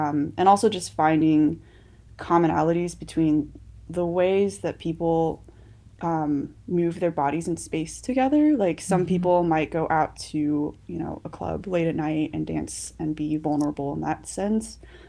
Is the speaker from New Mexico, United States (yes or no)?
yes; Albuquerque, New Mexico, United States; Yeah, I'm from Albuquerque, and then I've kind of lived all over the United States before then.